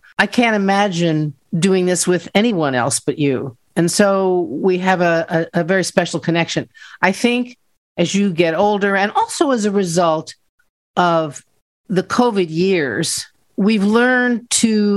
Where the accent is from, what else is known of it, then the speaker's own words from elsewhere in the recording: Arlington, Virginia, United States; I was raised in Arlington, Virginia, in a wonderful little neighborhood